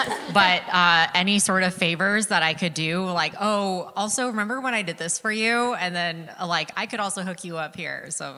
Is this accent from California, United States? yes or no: no; Seattle, Washington, United States; moved away; I'm originally from Seattle.